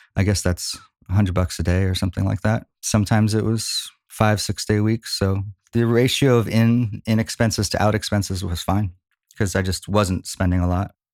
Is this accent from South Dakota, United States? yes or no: no; Philadelphia, Pennsylvania, United States; moved away as an adult; also born or lived in Norristown, Pennsylvania / Plymouth Meeting, Pennsylvania / Boston; now in Los Angeles, United States; I'm an East Coast guy. Grew up in Philly